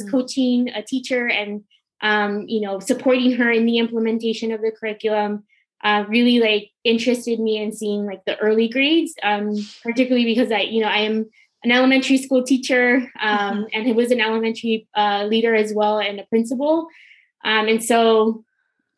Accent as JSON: {"language": "English", "town": "Los Angeles", "region": "California", "country": "United States", "tie": "born or raised there", "also_born_or_lived": "Philadelphia", "moved": "as an adult", "said": "I'm actually from Los Angeles, California, born and raised"}